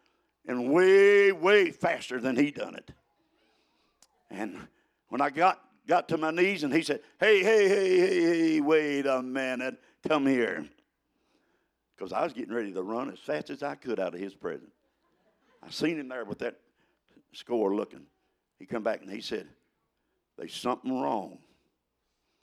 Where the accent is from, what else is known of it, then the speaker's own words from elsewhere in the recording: West Virginia, United States; I'm from West Virginia. I was raised helping people